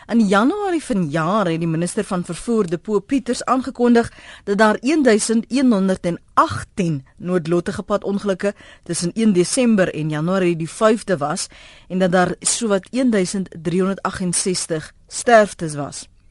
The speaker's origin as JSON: {"language": "Afrikaans", "country": "South Africa", "said": "ons as Suid-Afrikaners"}